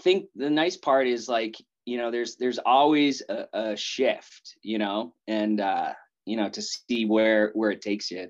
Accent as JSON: {"language": "English", "town": "Wrentham", "region": "Massachusetts", "country": "United States", "tie": "born or raised there", "also_born_or_lived": "Seattle, Washington / Boston", "said": "I grew up in New England in a small town, kind of situated right between Boston and Providence, Rhode Island, right on the border in this town called Wrentham, and lived there like all my life, right?"}